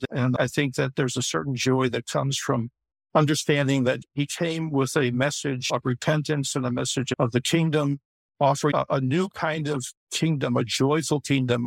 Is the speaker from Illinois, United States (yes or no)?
yes; Chicago, Illinois, United States; I grew up in Chicago also and born and raised there